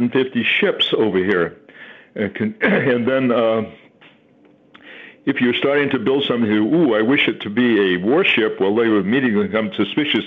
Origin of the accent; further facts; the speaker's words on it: Gloucester, Massachusetts, United States; moved away as an adult; also born or lived in Kentucky; now in Connecticut, United States; I grew up in Gloucester, Mass., which is a seaport very near the ocean